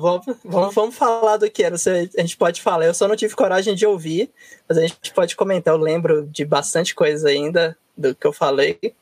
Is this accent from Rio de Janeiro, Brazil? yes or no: no; northern Minas Gerais, Brazil; moved away as an adult; also born or lived in South of Brazil; now in São Paulo, Brazil; eu sou do norte de Minas, quando fui fazer faculdade, eu acabei indo fazer faculdade no Sul